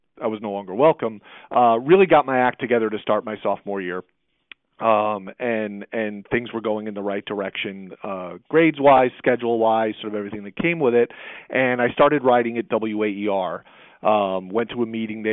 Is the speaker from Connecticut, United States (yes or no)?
yes; Bristol, Connecticut, United States; also born or lived in Syracuse, New York; I was raised wonderfully by loving parents and a great family, a community here in Central Connecticut